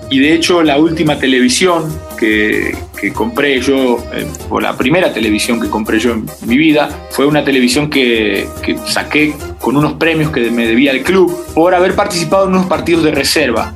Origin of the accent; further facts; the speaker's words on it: Argentina; now in Mexico; mi infancia en Argentina, todo el mundo me conocía por polaco